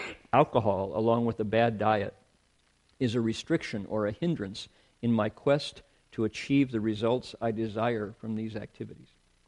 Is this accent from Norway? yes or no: yes; Norway; English is a second language; growing up in Norway, where our diet consists of a lot of fish and meat, and where the potato is our best friend.